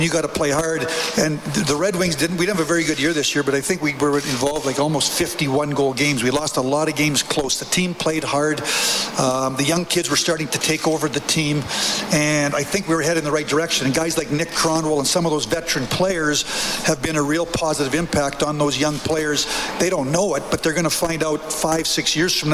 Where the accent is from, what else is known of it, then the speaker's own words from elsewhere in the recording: Vernon, British Columbia, Canada; also born or lived in Medicine Hat, Alberta; I'm a Western Canadian boy. I was born in Vernon, British Columbia